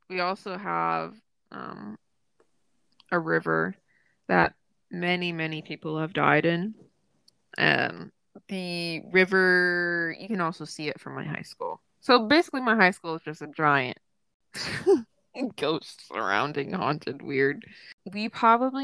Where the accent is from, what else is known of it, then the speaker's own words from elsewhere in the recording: Woodlawn, Tennessee, United States; also born or lived in Clarksville, Tennessee; my hometown is Woodlawn, but, which is, like, 2,000 people